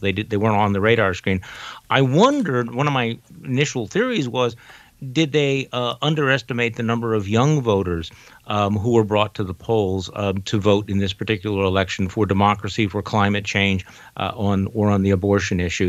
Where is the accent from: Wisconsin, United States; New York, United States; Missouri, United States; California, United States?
Wisconsin, United States; my home state of Wisconsin